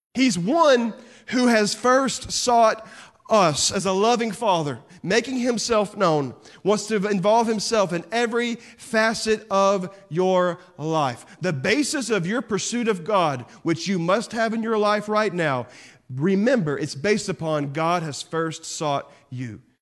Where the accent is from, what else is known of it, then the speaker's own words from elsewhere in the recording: Texas, United States; I'm from Texas